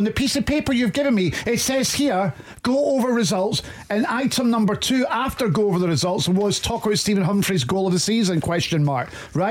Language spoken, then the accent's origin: English; Edinburgh, Scotland, United Kingdom; born or raised there